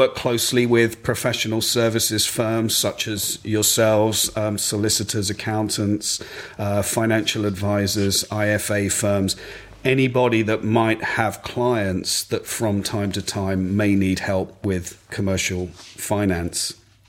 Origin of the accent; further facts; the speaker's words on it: Essex, East of England, United Kingdom; also born or lived in Ipswich / Cambridge / Hong Kong / London; now in Suffolk, United Kingdom; I'm very much an East Anglian boy. I grew up in Essex.